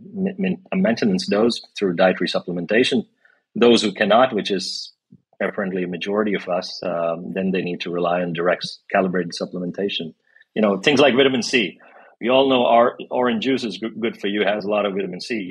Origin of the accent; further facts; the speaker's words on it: India; moved away; I grew up in India